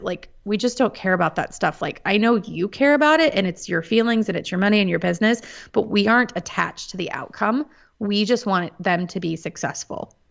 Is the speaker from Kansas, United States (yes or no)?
yes; Topeka, Kansas, United States; moved away as an adult; also born or lived in Washington, D.C. area; Born and raised in Topeka, Kansas. Um, have been a lifelong Kansan